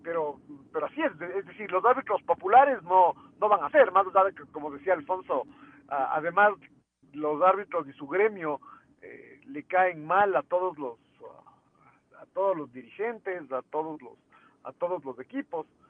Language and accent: Spanish; Ecuador; lo que somos como país